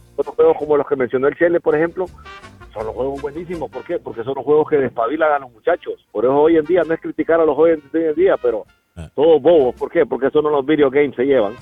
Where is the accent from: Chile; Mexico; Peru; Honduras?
Honduras; En mi país, en Honduras